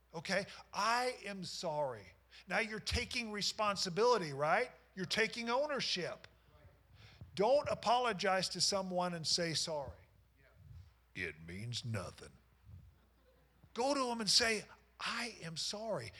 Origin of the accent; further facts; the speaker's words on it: Knoxville, Iowa, United States; I grew up in Knoxville, Iowa, and these were guys that I went to school with.